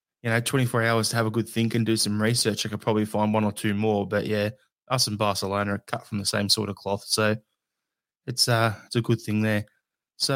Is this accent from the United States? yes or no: no; Australia; me being an Australian